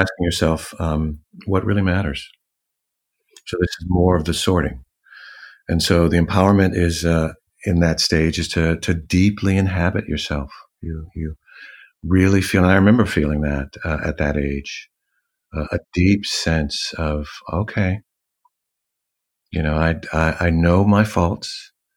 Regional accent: Los Angeles, California, United States; moved away as an adult; also born or lived in New York / Paris; now in London, United Kingdom; growing up in Los Angeles. I'm a city boy

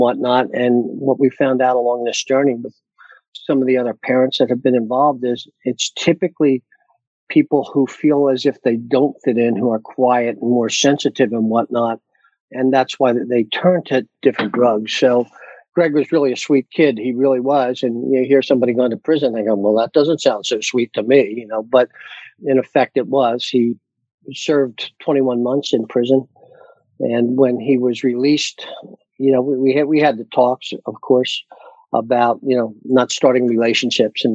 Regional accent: Pennsylvania, United States; now in Delaware, United States; I'm originally from Pennsylvania.

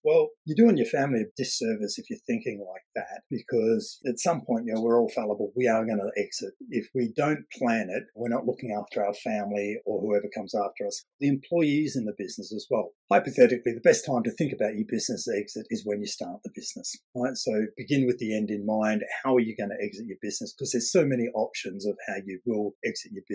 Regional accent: Australia; now in United Kingdom; I'm Australian

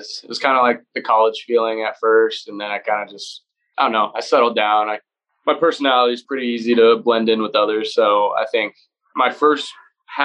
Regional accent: Chandler, Arizona, United States; I was born and raised in Arizona, Chandler

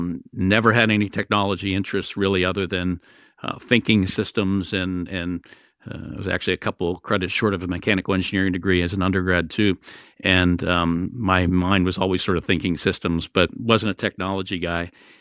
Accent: Pennsylvania, United States; born there; the hospital I was born in Western Pennsylvania

